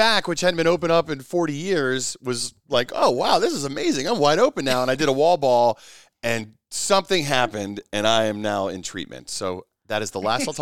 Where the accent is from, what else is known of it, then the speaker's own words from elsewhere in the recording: Southern Pines, North Carolina, United States; I grew up in Southern Pines.